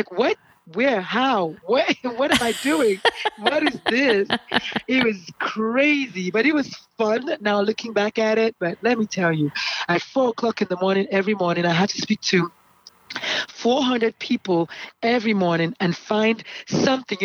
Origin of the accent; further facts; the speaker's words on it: Nigeria; moved away as an adult; also born or lived in South Carolina; now in United States; born in Nigeria. I'm Nigerian by birth, and naturalized as an American. Came in here in 95 for my residency